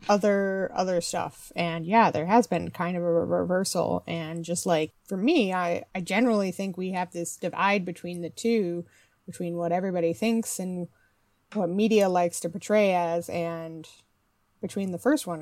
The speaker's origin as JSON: {"language": "English", "region": "Midwest", "country": "United States", "tie": "born or raised there", "also_born_or_lived": "Canada / Toronto / United Kingdom", "moved": "as an adult", "said": "I grew up in the Midwest and have spent most of my adult life between Canada, the majority of my adult life in Canada"}